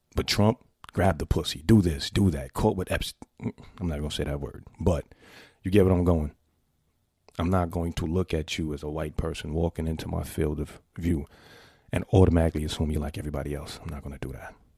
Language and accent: English; New York City, New York, United States; a New Yorker born and raised in the Bronx